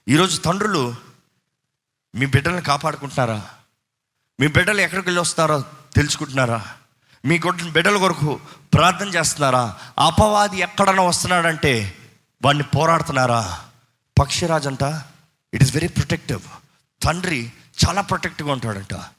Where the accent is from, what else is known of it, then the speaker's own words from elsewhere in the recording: Tamil Nadu, India; moved away; చిన్నప్పటి నుంచి మేము తమిళనాడు కాబట్టి మాకు తమిళ్ ఫ్లూయెంట్